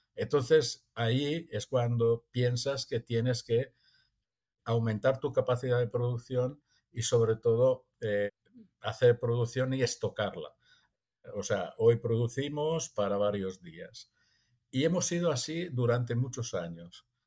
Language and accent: Spanish; Italy; now in Empuriabrava, Spain; soy italiano